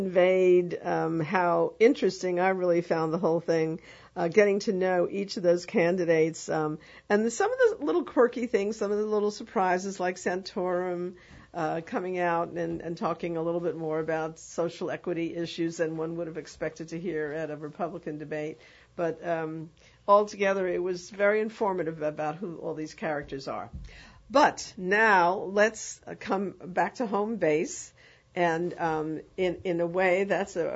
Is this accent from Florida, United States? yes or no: no; New York, United States; now in New Orleans, United States; I'm from New York